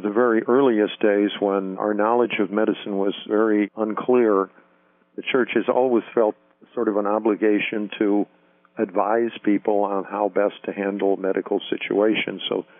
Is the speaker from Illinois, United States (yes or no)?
yes; Chicago, Illinois, United States; I grew up in Chicago, and I went to Catholic seminaries in Chicago, studied to be a priest in theology at the seminary in Mundelein, Illinois, and I was ordained in 1958.